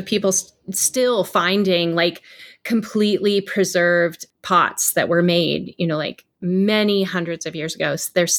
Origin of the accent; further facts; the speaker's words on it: California, United States; now in Arizona, United States; Yeah, I come from California and I was blown away when we moved here that so many things were so well preserved and cared for and still in these conditions.